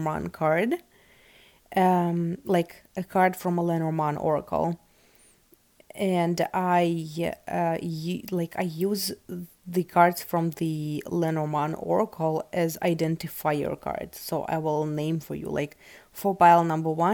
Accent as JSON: {"language": "English", "country": "Russia", "tie": "born or raised there", "second_language": "English", "said": "I was born in Russia"}